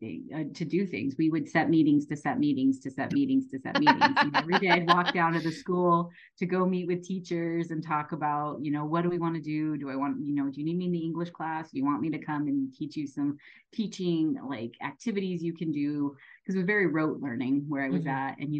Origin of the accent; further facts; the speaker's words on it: Oregon, United States; also born or lived in Wyoming; I grew up in Oregon and Wyoming, of all places, to two school teachers